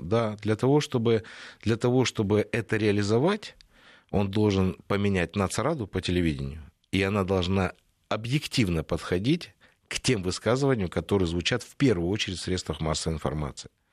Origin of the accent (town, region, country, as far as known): Ukraine